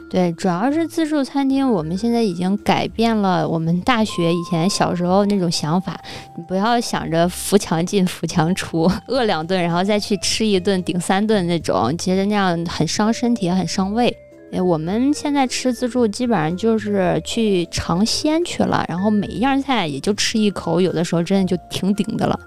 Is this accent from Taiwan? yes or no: no; Xingtai, Hebei, China; now in Beijing, China; 这次我回老家，他家都有六七家连锁了，就在邢台本地